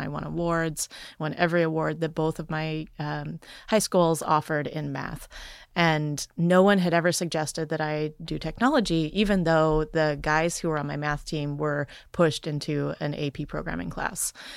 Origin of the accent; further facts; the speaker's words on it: Wisconsin, United States; I grew up in poverty in Wisconsin